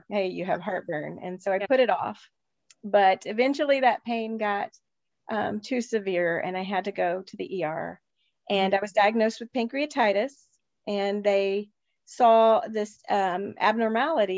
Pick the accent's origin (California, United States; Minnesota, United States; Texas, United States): Texas, United States; I grew up there in Texas